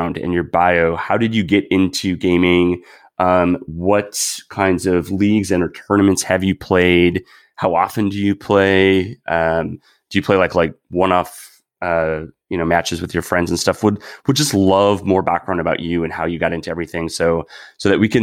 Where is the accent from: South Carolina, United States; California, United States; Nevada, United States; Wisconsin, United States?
Wisconsin, United States; moved away as an adult; now in San Francisco, United States; growing up in Wisconsin